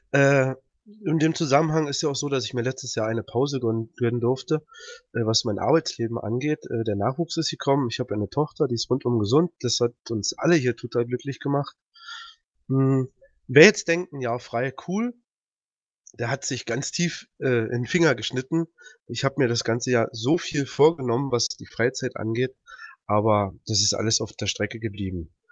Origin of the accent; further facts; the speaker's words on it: Peitz, Brandenburg, Germany; Äh, bin aus Peitz, aus Brandenburg, da wo der Karpfen herkommt.